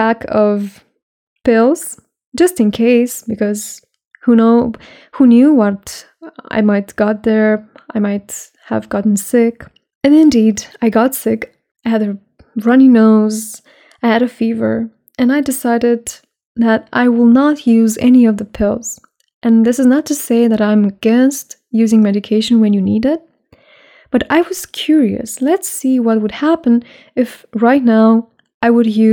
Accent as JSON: {"language": "English", "country": "Romania", "said": "I spend more days outside Romania, my home country, than in Romania"}